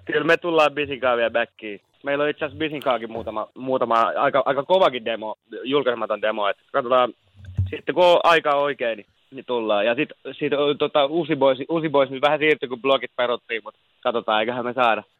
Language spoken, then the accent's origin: Finnish; Turku, Southwest Finland, Finland; moved away as an adult; now in Helsinki, Finland; se on mun kotikaupunki. Se on aina mun sydämessä